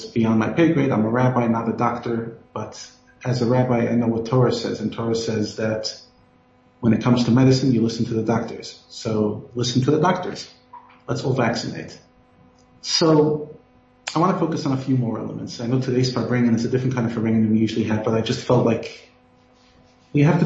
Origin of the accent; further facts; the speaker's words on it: New York City, New York, United States; accent: Brooklyn; moved away as an adult; also born or lived in Ohio; now in Johannesburg, South Africa; I grew up in New York